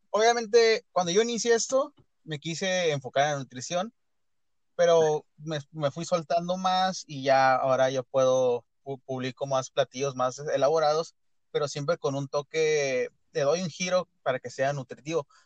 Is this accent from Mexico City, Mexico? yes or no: no; Tijuana, Baja California, Mexico; este, soy de Tijuana, toda mi vida he vivido aquí.